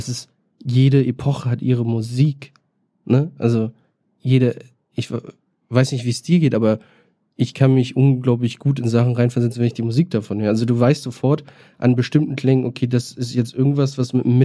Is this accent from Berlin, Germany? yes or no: yes; Berlin, Germany; und eigentlich noch Rapper werden und dann hätte ich so alles durch, was man so macht als Berliner und das habe ich alles in einem Jahr Corona gemacht.